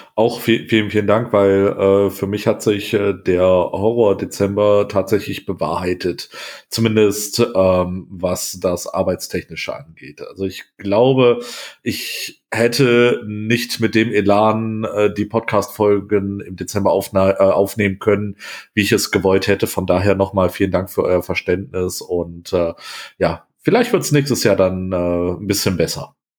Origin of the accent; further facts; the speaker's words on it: Wuppertal, North Rhine-Westphalia, Germany; in einer Großstadt wie äh, Wuppertal, wo ich groß geworden bin